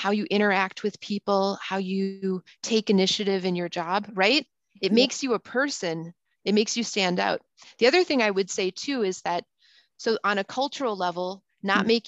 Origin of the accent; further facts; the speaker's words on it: United States; I can say that because I'm actually American and I went to school, I went to high school in Europe and I went to college there. Mm. And then mm. I came back to the US, right?